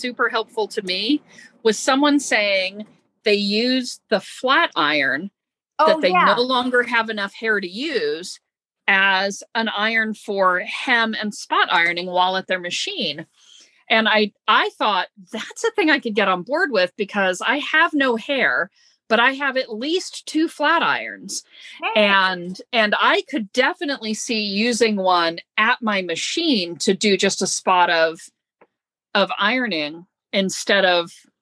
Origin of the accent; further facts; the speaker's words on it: Florida, United States; I grew up in Florida